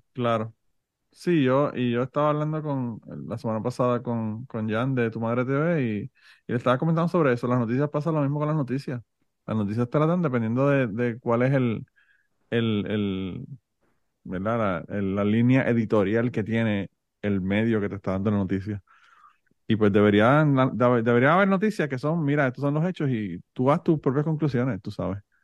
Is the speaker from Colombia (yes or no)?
no; Puerto Rico; born or raised there; now in United States